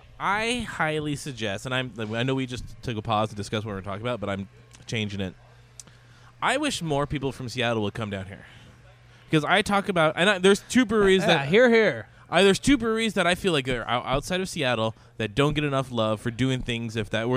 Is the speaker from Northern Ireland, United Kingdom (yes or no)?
no; Scotland, United Kingdom; You know what? I'm Scottish.